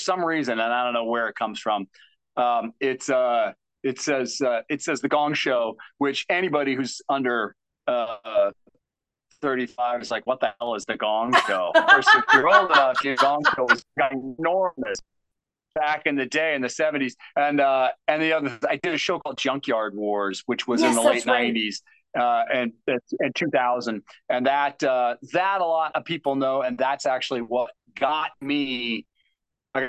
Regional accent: Tucson, Arizona, United States; moved away as an adult; also born or lived in St. Louis, Missouri; now in Los Angeles, United States; I'm originally from St. Louis, and then my parents, we moved to Tucson when I was in third grade, and then I went to high school and college in Tucson

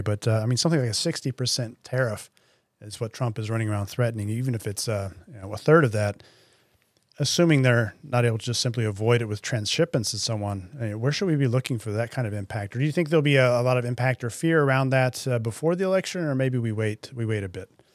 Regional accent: United States; accent: American; I am, if you can hear from my accent, an American citizen

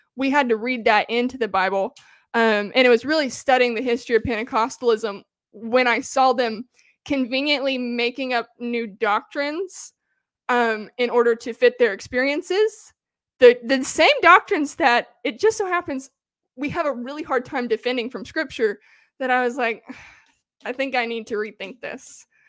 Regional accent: the South of the United States, United States; I grew up in the South of the United States, in the crunch, country

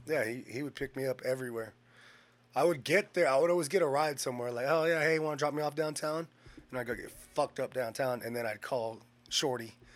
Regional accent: Bakersfield, California, United States; also born or lived in Washington; I grew up here in Bakersfield

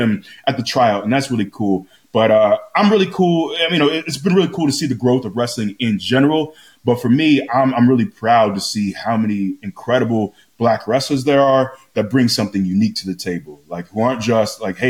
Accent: Florida, United States; I grew up in Florida.

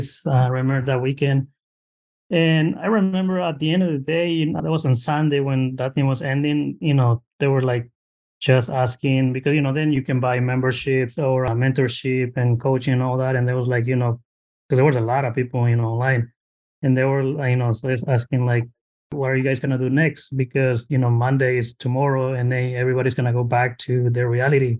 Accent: Mexico; now in Bay Area, United States; original from Mexico. I got it immigrated here in 2004. Just found myself in the Bay Area

